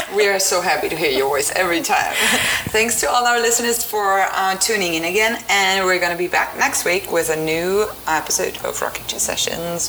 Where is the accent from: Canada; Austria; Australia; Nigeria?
Austria; I grew up in Austria